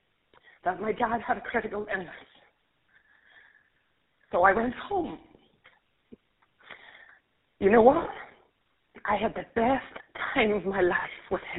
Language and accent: English; Ireland; accent: Irish; I'm Irish, and I'm going to try and remember to slow down my accent so everyone understands